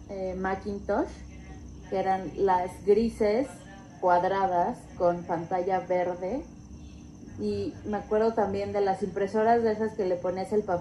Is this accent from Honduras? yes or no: no; Mexico City, Mexico; Yo también soy de Pedregal.